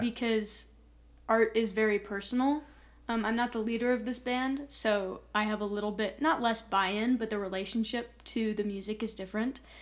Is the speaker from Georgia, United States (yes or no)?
no; Colorado, United States; growing up in Colorado and Colorado only